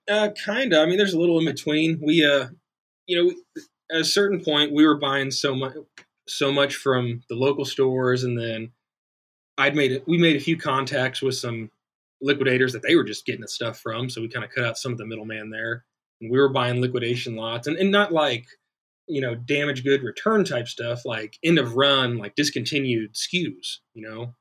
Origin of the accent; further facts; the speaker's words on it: Olathe, Kansas, United States; Olathe, Kansas, born and raised